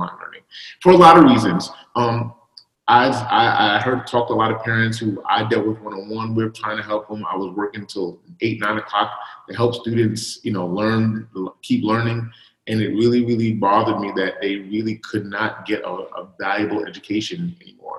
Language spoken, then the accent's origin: English; New York City, New York, United States; I grew up on Coney Island